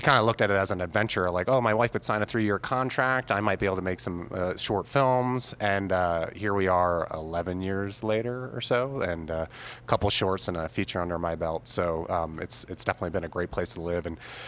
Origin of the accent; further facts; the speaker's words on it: Albuquerque, New Mexico, United States; I out here representing the Southwest. Thanks for coming to my hometown, Albuquerque.